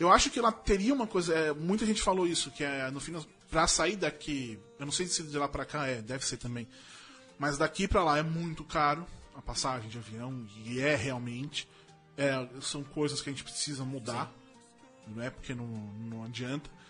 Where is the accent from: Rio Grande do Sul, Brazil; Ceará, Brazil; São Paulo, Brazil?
São Paulo, Brazil; Eu, a gente, porque óbvio que somos paulistanos